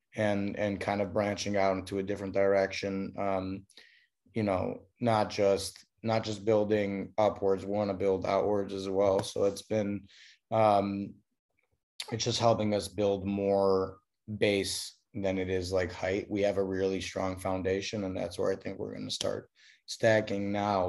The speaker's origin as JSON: {"language": "English", "town": "Chicago", "region": "Illinois", "country": "United States", "also_born_or_lived": "upstate New York", "moved": "yes", "lives_now": "Los Angeles, United States", "said": "I'm from Chicago originally"}